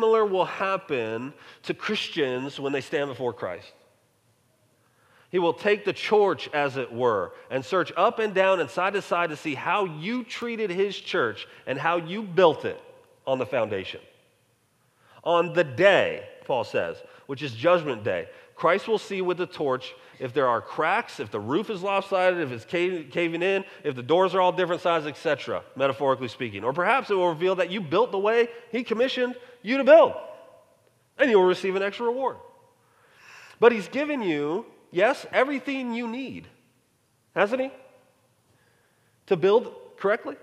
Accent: Colorado, United States; moved away; also born or lived in North Texas; growing up in Colorado

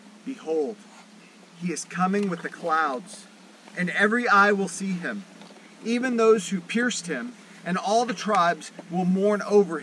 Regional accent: Georgia, United States; I grew up in Georgia. If you hear me talk long enough, you'll hear me use y'all.

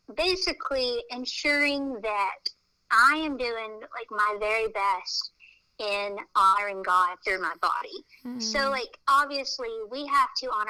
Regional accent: small town outside Tulsa, Oklahoma, United States; I grew up in Oklahoma in a small town right outside of Tulsa

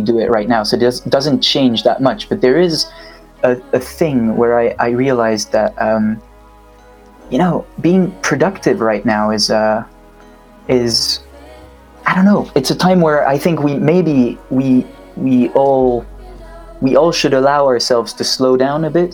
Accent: Switzerland; moved away as an adult; now in London, United Kingdom; currently live in London, but I'm from Switzerland originally. And uh, I moved to London, what, four years and a half ago now

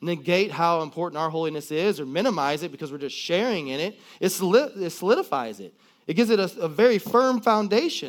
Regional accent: Collinsville, Illinois, United States; I grew up right here in Collinsville

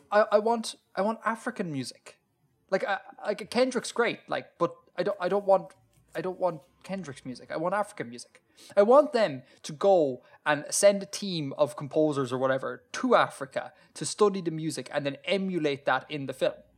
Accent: Ireland; as an Irish person

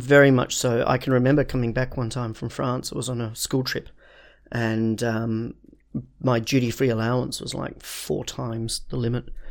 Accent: Perth, Western Australia, Australia; moved away; I come from Perth, which is named after Perthshire

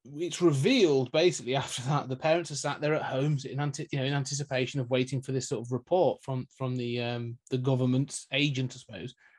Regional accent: United Kingdom; we're both British

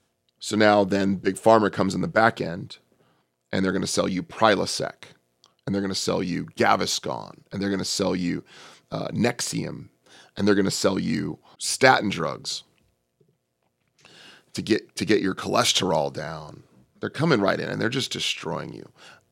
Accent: California, United States; I'm from the Bay Area, Northern California.

